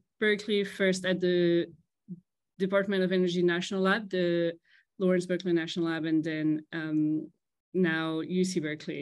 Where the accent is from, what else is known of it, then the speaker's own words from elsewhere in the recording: at the border with Germany, Grand Est, France; English is a second language; moved away as an adult; also born or lived in Strasbourg, France / Princeton, United States; originally from France. I'm actually half Colombian, half French, but grew up in France. And I grew up at the border with Germany, speaking Spanish, French, German.